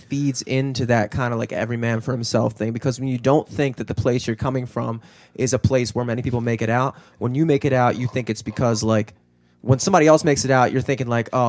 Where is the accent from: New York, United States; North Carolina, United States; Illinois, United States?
Illinois, United States; Chicago; I'm from Chicago.